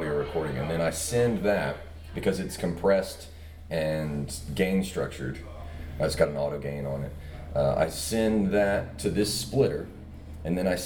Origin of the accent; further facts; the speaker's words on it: Mobile, Alabama, United States; I grew up in Mobile